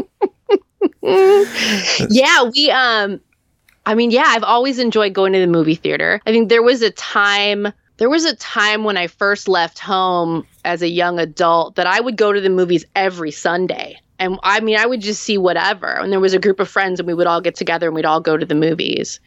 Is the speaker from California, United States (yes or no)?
yes; hometown near Santa Cruz, California, United States; The, the drive-in theater in, in my hometown that was closed in the early eighties.